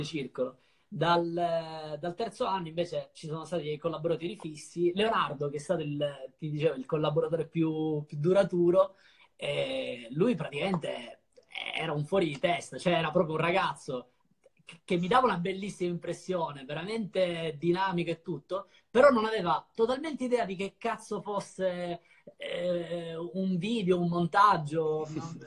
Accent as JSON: {"language": "Italian", "town": "Ragusa", "region": "Sicily", "country": "Italy", "tie": "born or raised there", "also_born_or_lived": "Sardinia", "moved": "as an adult", "lives_now": "Milan, Italy", "said": "Ho, ho passato i primi dieci anni di vita in Sardegna, poi dai dieci ai venticinque in Sicilia"}